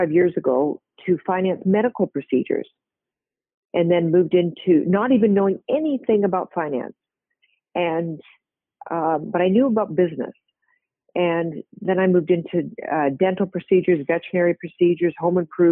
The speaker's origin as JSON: {"language": "English", "town": "Victoria", "region": "British Columbia", "country": "Canada", "tie": "born or raised there", "also_born_or_lived": "Winnipeg, Manitoba / New Zealand / Hawaii", "moved": "as an adult", "said": "I grew up really a West Coast girl in British Columbia for the most part"}